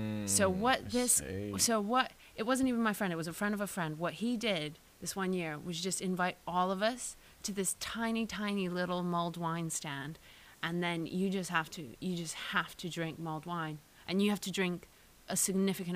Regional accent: Austria; moved away; I grew up in Austria

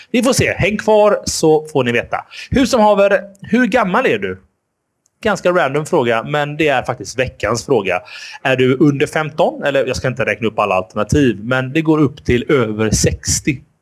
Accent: Gothenburg, Västra Götaland, Sweden; vi är göteborgare

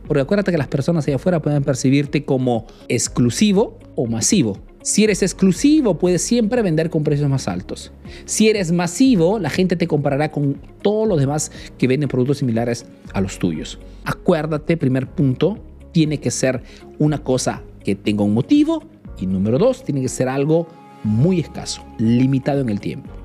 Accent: Peru; now in Italy

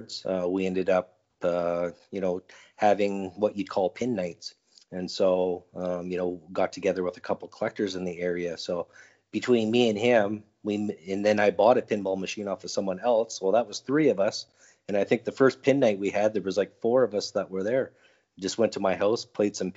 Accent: Edmonton, Alberta, Canada; I'm from Edmonton, Alberta, Canada.

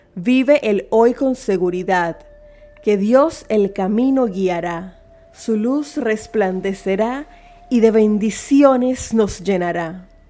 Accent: Panama; como panameña con sentido común que todos los días se levanta a trabajar por su familia y por su patria

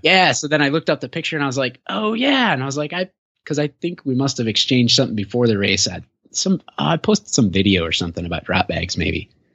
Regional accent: Michigan, United States; moved away; also born or lived in Illinois / Minnesota; I've lived in Illinois, Minnesota, and I'm from Michigan originally

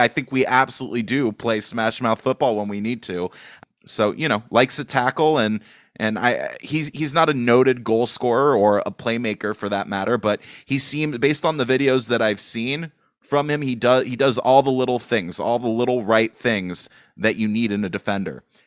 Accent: Los Angeles, California, United States; I'm from Los Angeles

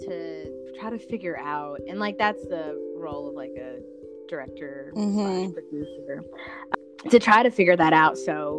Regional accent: Chattanooga, Tennessee, United States; my hometown, Chattanooga, Tennessee.

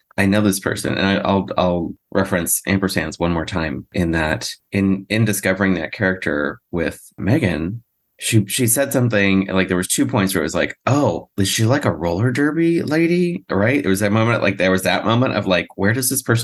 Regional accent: Central Illinois, United States; I grew up in Central Illinois

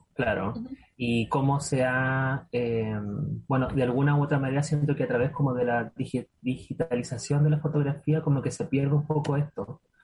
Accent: Chillán, Ñuble, Chile; yo soy oriunda, de Chillán

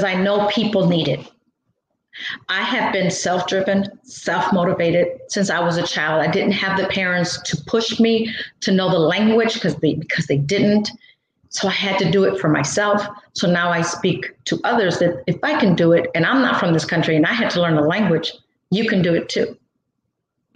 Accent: Gary, Indiana, United States; also born or lived in Mexico; I was raised in Gary

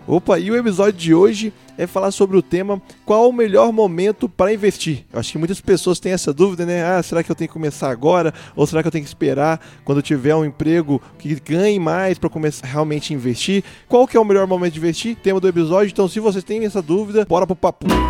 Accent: Divinópolis, Minas Gerais, Brazil; moved away as an adult; now in Itajubá, Brazil; na verdade não sou de Itajubá, sou de Divinópolis

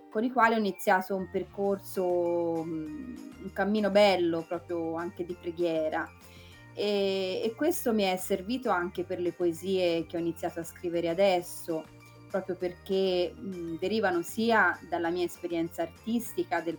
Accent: Florence, Tuscany, Italy; now in Valdarno, Italy; Io sono fiorentina, diciamo sì, proprio di origine fiorentina, poi vabbè ultimamente mi sono trasferita un po' in campagna, nella zona del Valdarno, ma sono fiorentina

